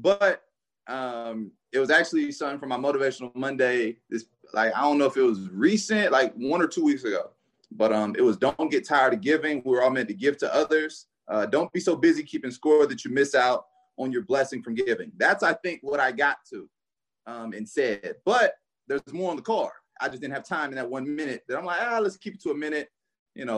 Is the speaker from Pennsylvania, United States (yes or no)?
no; Gainesville, Florida, United States; I'm from Gainesville